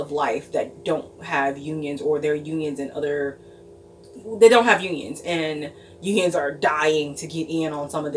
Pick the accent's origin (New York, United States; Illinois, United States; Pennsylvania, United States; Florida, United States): Illinois, United States; Chicago; I'm from Chicago.